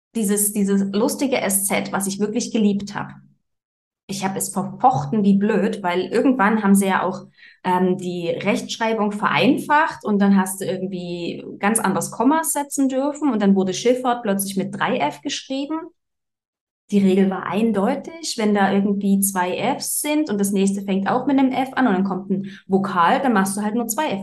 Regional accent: Germany; moved away as an adult; now in Switzerland; ich bin ursprünglich äh, aus Deutschland

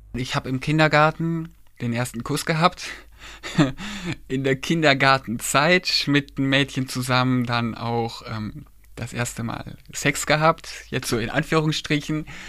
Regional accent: Kleve, North Rhine-Westphalia, Germany; ich bin in Kleve geboren und aufgewachsen

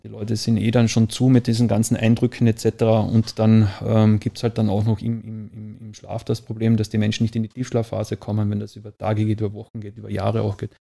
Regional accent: Austria; Ich komme ja aus Österreich

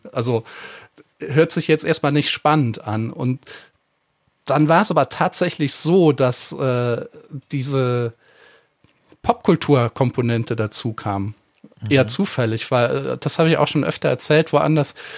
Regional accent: Eifel, Germany; mit den Dialekten in der Eifel, wo ich herkomme

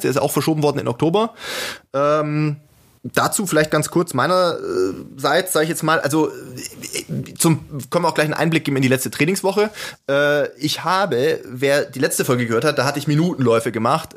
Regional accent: Germany; ich als Deutscher bin

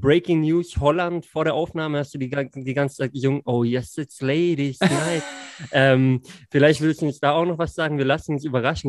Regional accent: Singen, Baden-Württemberg, Germany; born or raised there

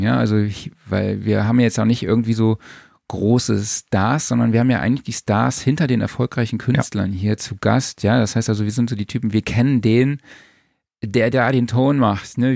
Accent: Saarland, Germany; ich komme aus dem Saarland

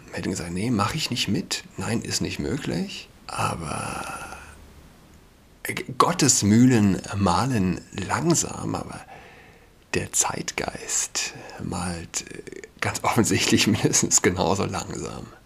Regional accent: Saarland, Germany; now in Berlin, Germany; Ich bin Saarländer und ich kenne es nicht. Ja. Also, als ich ein Kind war, 31, als ich ein Kind war, gab es kein Halloween.

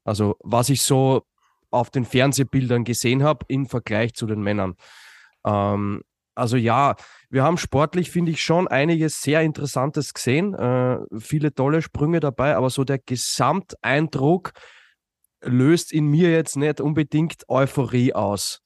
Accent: Austria; als Österreicher

